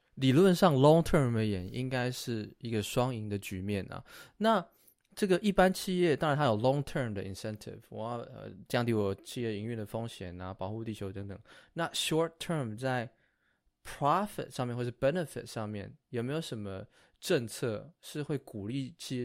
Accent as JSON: {"language": "Chinese", "country": "Taiwan", "said": "我们的家乡台湾"}